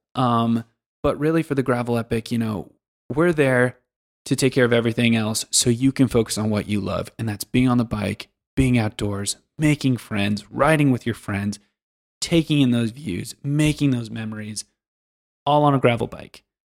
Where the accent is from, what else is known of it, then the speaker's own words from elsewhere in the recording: Pacific Northwest, United States; moved away as an adult; also born or lived in Kansas / Denver; now in Switzerland; I grew up in, originally in the Pacific Northwest in, uh, the United States